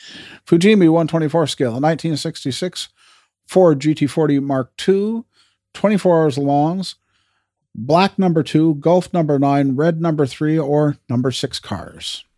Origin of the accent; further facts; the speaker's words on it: Canada; as a Canadian